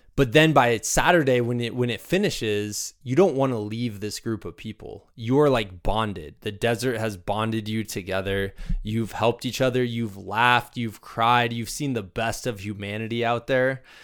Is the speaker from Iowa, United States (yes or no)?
yes; Muscatine, Iowa, United States; moved away; I grew up in Muscatine, Iowa